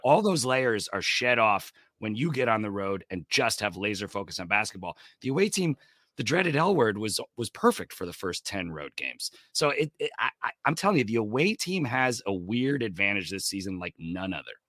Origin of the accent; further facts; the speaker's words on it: New Jersey, United States; moved away; I'm, I'm originally from New Jersey, and I have to stifle this accent